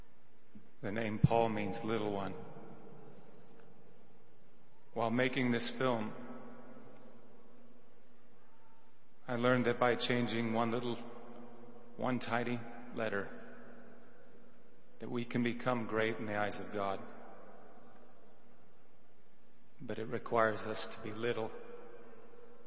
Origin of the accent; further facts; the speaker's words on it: Mount Vernon, Washington, United States; my hometown of Mount Vernon, Washington